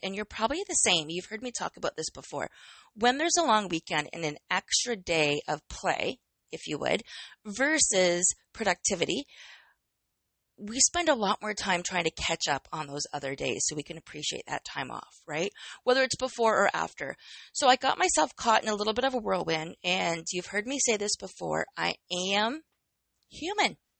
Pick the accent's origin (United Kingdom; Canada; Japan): Canada; I am Canadian